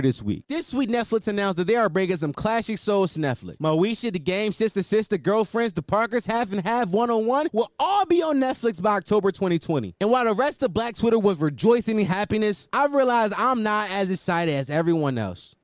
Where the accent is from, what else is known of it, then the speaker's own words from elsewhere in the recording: Philadelphia, Pennsylvania, United States; I am 100% from Philadelphia